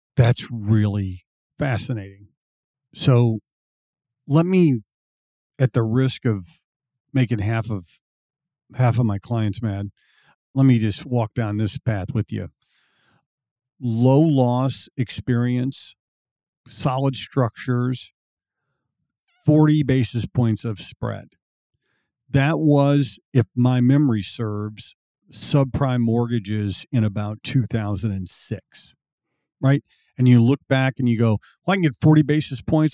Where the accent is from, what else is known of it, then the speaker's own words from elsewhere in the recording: Missouri, United States; I was born and raised in Missouri